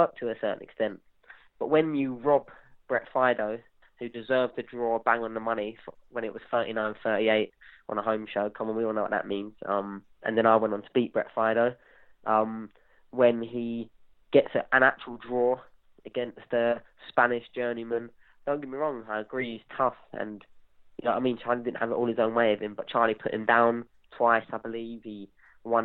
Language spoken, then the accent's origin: English; England, United Kingdom; we're both from the South